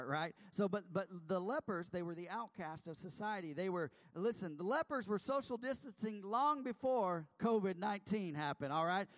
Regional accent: Texas, United States; I'm from Texas

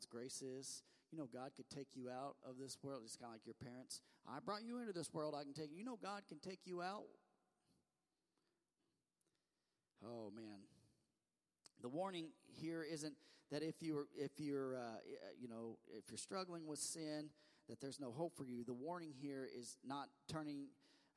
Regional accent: the Ozarks, United States; accent: Ozark; my Ozark accent

